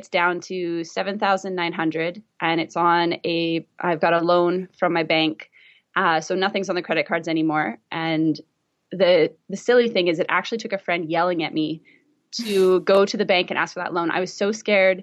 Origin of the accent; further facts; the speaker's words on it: Vancouver, British Columbia, Canada; this is my hometown, so I don't know what it's like to live anywhere else